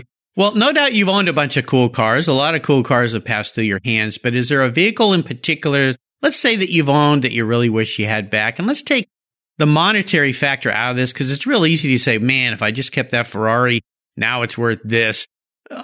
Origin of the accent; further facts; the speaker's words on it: California, United States; now in Washington, United States; I grew up in California